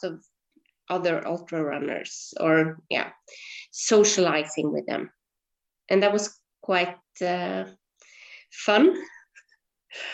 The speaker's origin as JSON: {"language": "English", "town": "Hareid", "region": "Møre og Romsdal", "country": "Norway", "tie": "born or raised there", "said": "I grew up in Hareid, which is a small island outside of Ålesund at the west coast of Norway"}